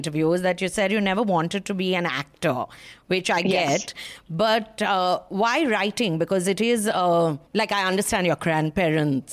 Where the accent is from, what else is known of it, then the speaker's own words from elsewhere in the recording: Kolkata, West Bengal, India; I'm from Calcutta